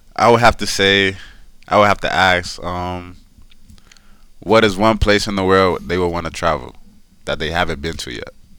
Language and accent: English; Decatur, Georgia, United States; I grew up in Decatur, Georgia